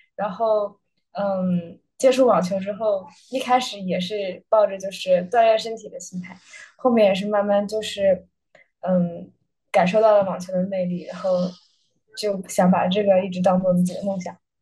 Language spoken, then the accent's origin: Chinese; Beijing, China; moved away as an adult; now in Los Angeles, United States; 我是北京人，然后从小在国内长大，然后今年是第一年来美国